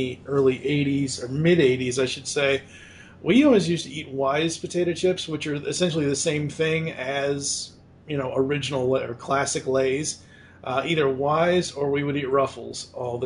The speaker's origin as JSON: {"language": "English", "town": "Boston", "region": "Massachusetts", "country": "United States", "tie": "born or raised there", "moved": "yes", "lives_now": "Louisville, United States", "said": "growing up in Boston, it was around Boston"}